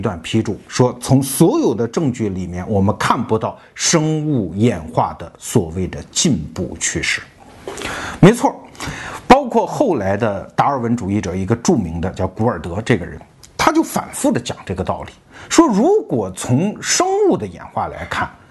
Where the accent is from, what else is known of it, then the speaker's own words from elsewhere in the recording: China; 我们中国人